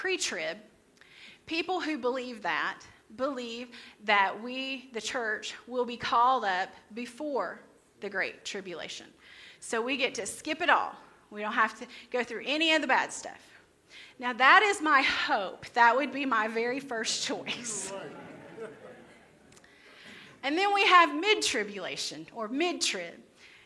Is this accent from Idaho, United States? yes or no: no; Crossville, Tennessee, United States; This is my hometown.